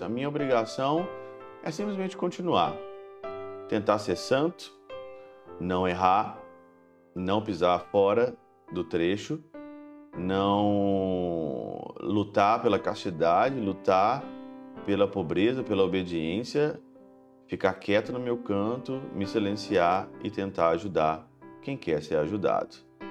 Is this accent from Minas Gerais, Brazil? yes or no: yes; Ouro Branco, Minas Gerais, Brazil; moved away; eu estava na minha terra natal, em Ouro Branco, na minha paróquia